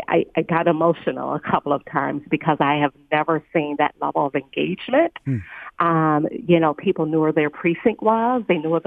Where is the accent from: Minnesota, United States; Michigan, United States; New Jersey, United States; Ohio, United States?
Michigan, United States; Detroit; moved away as an adult; now in Georgia, United States; I'm a Detroit girl. I was born and raised in Detroit, graduated from Wayne State, and it just moved south a couple of years ago